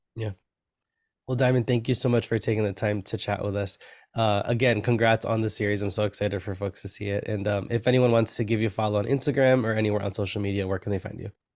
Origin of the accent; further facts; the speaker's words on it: New York, United States; I'm a New Yorker. I'm in Brooklyn right now